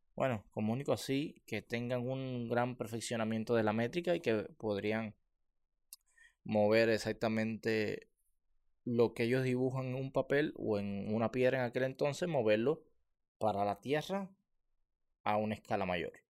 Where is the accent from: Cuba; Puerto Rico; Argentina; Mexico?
Cuba; moved away; los barrios, como en el que yo, yo, yo, vivía